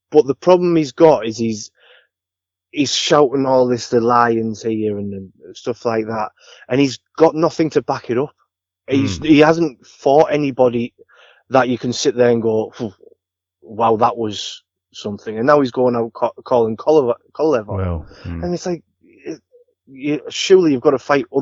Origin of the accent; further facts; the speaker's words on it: Billingham, North East England, United Kingdom; I'm from Billingham, which is in Teesside, which is not far from Middlesbrough, in the middle of Middlesbrough and Hartlepool. I've been here all my life.